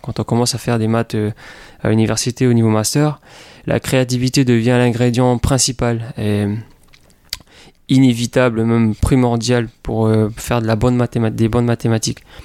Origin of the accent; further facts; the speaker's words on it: Papeete, French Polynesia; moved away as an adult; also born or lived in United States; j'ai grandi à Tahiti euh, toute ma vie jusqu'à l'âge de 19 18